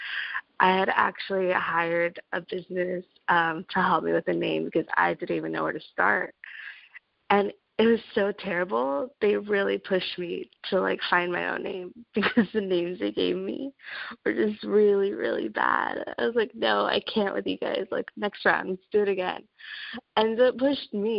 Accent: Los Angeles, California, United States; I am from Los Angeles, California

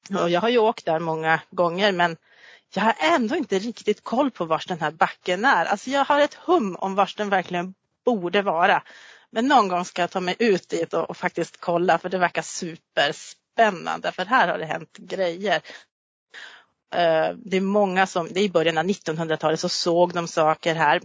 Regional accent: Gammelstad, Norrbotten County, Sweden; jag är uppvuxen i Gammelstad också

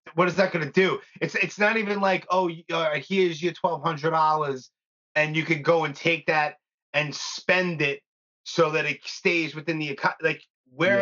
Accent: New York, United States; I'm born and raised in New York

